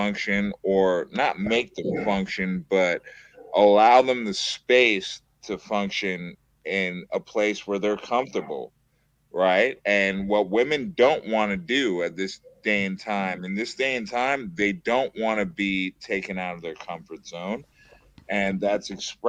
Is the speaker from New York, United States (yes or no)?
yes; New York City, New York, United States; I'm from the Bronx, New York